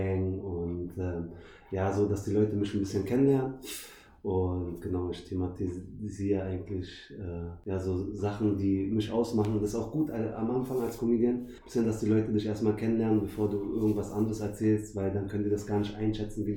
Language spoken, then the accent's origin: German; Berlin, Germany; ich bin Berliner. Ich bin echt einer von den wenigen